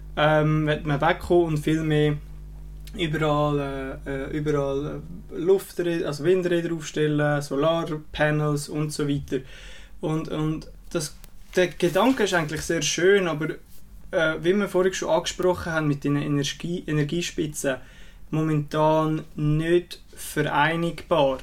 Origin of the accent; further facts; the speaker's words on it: Switzerland; bei uns in der Schweiz